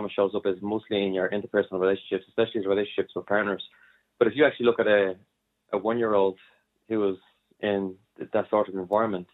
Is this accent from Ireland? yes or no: yes; Dublin, Leinster, Ireland; I'm an Irishman. I was born and bodied here in Dublin